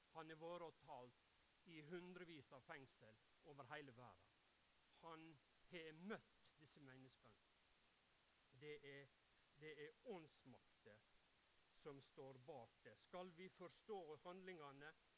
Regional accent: Ulsteinvik, Møre og Romsdal, Norway; Jeg er fra Ulsteinvik og bor

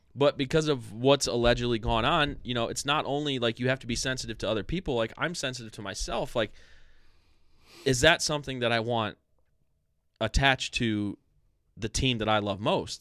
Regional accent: Strongsville, Ohio, United States; when we were kids, we grew up in s, we grew up in Strongsville

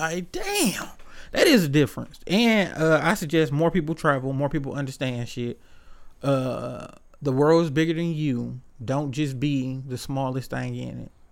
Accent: Detroit, Michigan, United States; growing up on the East Side

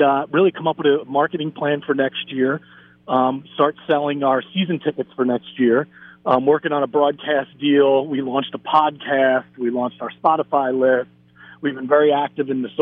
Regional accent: New Jersey, United States; I live in New Jersey, born and bred in New Jersey

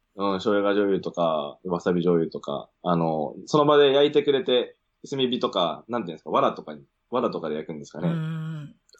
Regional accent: Sendai, Miyagi, Japan; moved away as an adult; also born or lived in Sydney, Australia; 出身仙台です

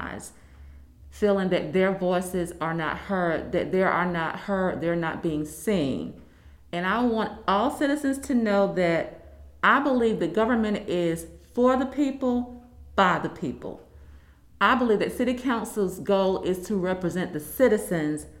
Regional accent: North Augusta, South Carolina, United States; moved away as an adult; also born or lived in Atlanta, Georgia; I am a native of North Augusta.

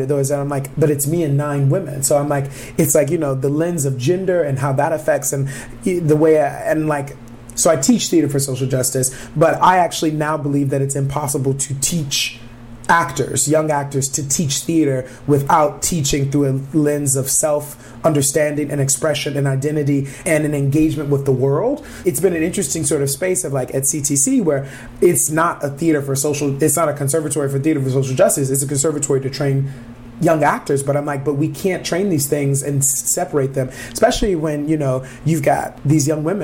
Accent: Detroit, Michigan, United States; moved away as an adult; also born or lived in Minneapolis, Minnesota; now in Twin Cities, United States; we grew up in Detroit

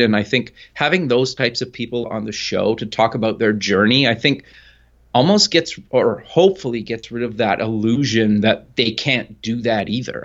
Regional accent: Edmonton, Alberta, Canada; I live actually up in Canada in Edmonton, Alberta, kinda born and raised

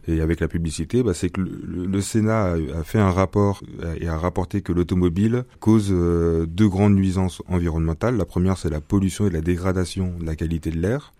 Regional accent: Bordeaux, Nouvelle-Aquitaine, France; moved away; je suis de Bordeaux à la base

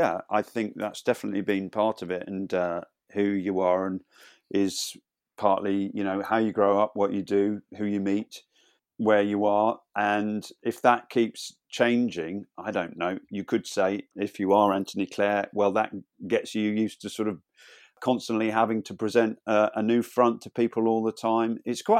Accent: Birmingham, West Midlands, United Kingdom; also born or lived in Cleethorpes; But I was born in Lincolnshire, in Cleethorpes in Lincolnshire. Stop me if I go on too long, but we moved around a lot. No, we weren't on the run from the police. I pretty much spent my primary school years in Birmingham suburbs

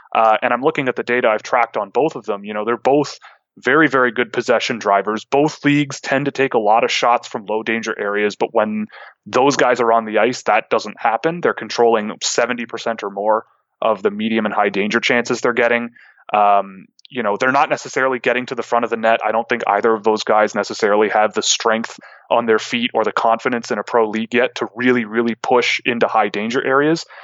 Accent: Toronto, Ontario, Canada; since I'm from Toronto

